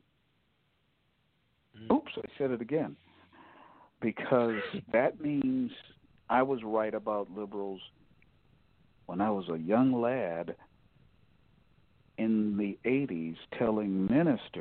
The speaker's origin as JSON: {"language": "English", "region": "Ohio", "country": "United States", "tie": "born or raised there", "moved": "yes", "lives_now": "Michigan, United States", "said": "my home state, you go across the border, and I thought, you know, we have a rhino governor in Ohio"}